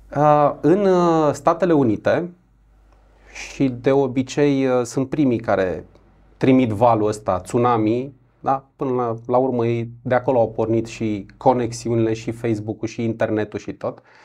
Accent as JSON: {"language": "Romanian", "town": "Brașov", "region": "Brașov County", "country": "Romania", "also_born_or_lived": "Buzău", "said": "Sunt brașovean, trecut vreo patru ani prin Buzău"}